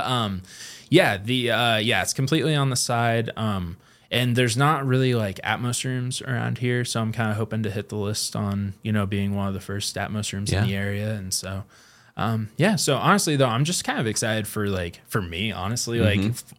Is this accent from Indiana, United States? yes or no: yes; Kokomo, Indiana, United States; We're both from Kokomo.